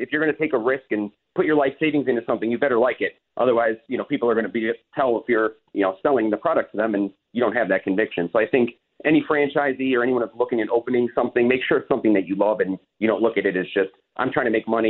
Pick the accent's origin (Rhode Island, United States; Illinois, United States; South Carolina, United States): Illinois, United States; Chicago; I'm from Chicago